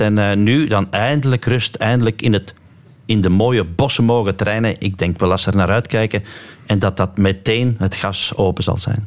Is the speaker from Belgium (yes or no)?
yes; Lille, Flanders, Belgium; Dus wij zijn alle drie van Lil, Erwin Vervekke, ikzelf en dan Wout van Aert